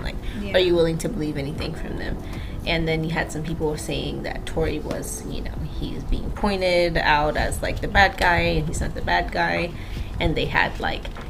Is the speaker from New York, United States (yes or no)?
no; Texas, United States; As a Texan